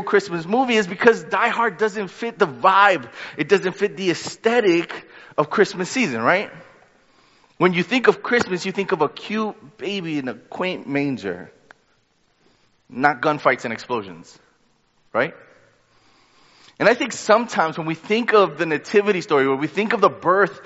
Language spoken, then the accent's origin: English; New York, United States; I'm a New Yorker